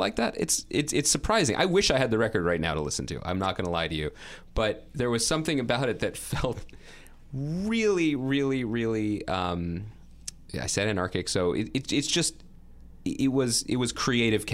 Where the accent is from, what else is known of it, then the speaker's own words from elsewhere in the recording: New York City, New York, United States; as a New Yorker